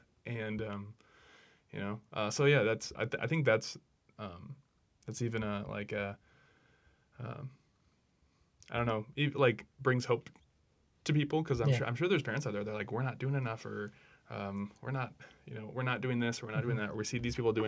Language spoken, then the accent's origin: English; Brainerd, Minnesota, United States; Yeah, so growing up in Brainerd, you know, it's known now as like a good kind of Catholic town.